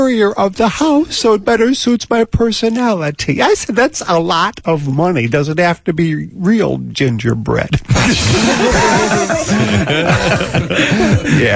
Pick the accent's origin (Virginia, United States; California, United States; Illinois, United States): Illinois, United States; Chicago; moved away as an adult; also born or lived in Downers Grove; now in Los Angeles, United States; I was born in Chicago. When I was 10, my folks moved to Downers Grove.